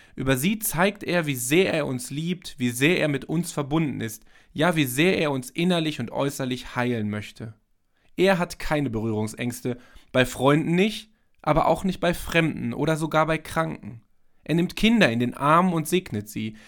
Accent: Germany; bei uns in Deutschland

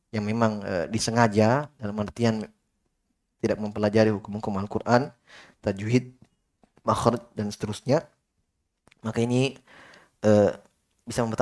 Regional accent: Sulawesi, Indonesia; seperti teman-teman dari Jawa dulu di Yaman kalau dengar kita orang Sulawesi berbicara, mereka pusing.

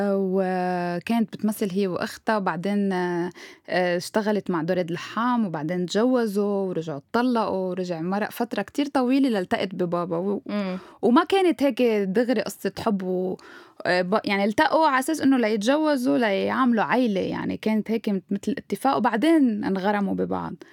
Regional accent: Beirut, Beirut Governorate, Lebanon; لانه انا ربيت هون يعني ربيت ببيروت رحت على المدرسه هون رحت على الجامعه هون بابا لبناني فانا فيني غير واحكي باللهجه السوريه بس انه هيدي لهجتي اللي بحكي فيها

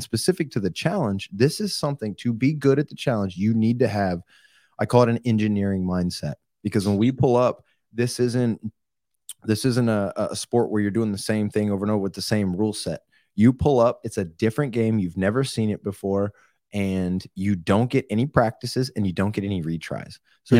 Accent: Oklahoma, United States; Growing up in Oklahoma and Hunter, you know how this is, being in like small towns. We got in a lot of fights.

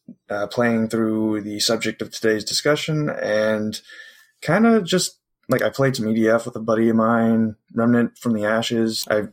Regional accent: Ontario, Canada; I'm from Canada. I'm from Ontario, Canada.

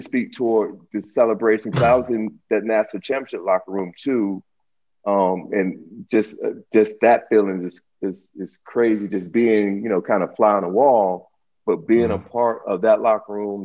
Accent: Huntsville, Alabama, United States; I was born and raised in Huntsville.

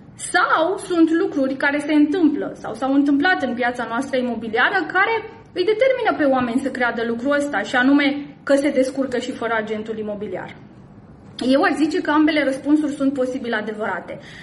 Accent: Timișoara, Timiș County, Romania; din Timișoara, orașul meu natal și orașul în care eu activez

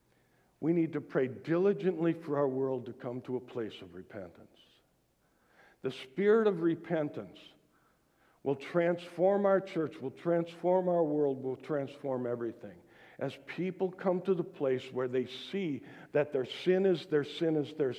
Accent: United States; born in the United States.

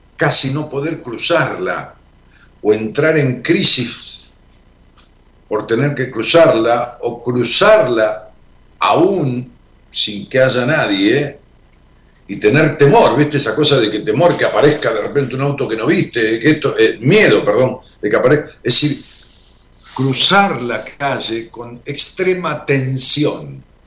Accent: Ramos Mejía, Buenos Aires Province, Argentina; moved away; cuando yo vivía en Ramos Mejía, y aún cuando voy allá a mi pueblo

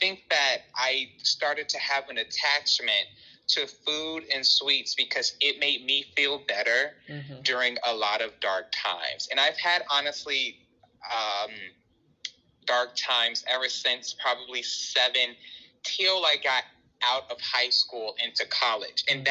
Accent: Chicago, Illinois, United States; I am born and raised in Chicago

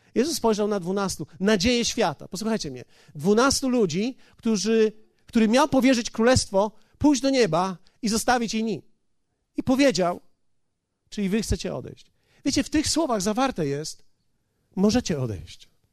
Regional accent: Poland; Ja jestem z Polski

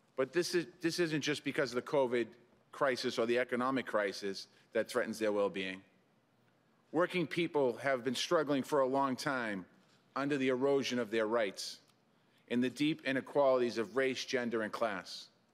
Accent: Boston, Massachusetts, United States; my hometown

